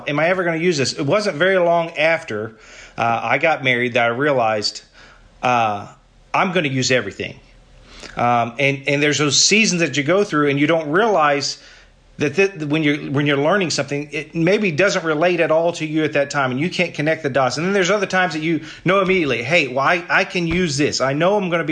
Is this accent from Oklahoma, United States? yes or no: yes; Paola, Oklahoma, United States; I'm from Oklahoma, a little small town called Paola. It's about an hour south of Oklahoma City.